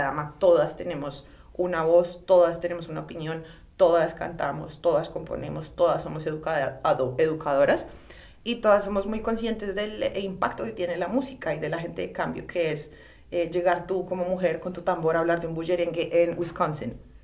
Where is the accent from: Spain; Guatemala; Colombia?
Colombia; moved away as an adult; now in New York, United States; por ser como colombiana